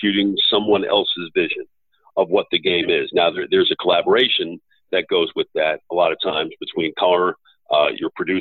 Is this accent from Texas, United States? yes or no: no; New York, United States; moved away as an adult; now in Dallas, United States; I grew up in New York, and so New York is really meaningful to me.